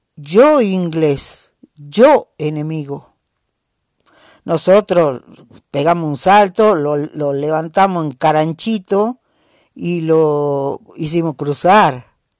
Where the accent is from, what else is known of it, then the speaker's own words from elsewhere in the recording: Jujuy, Argentina; algún lugar de nuestra quebrada, de nuestra puna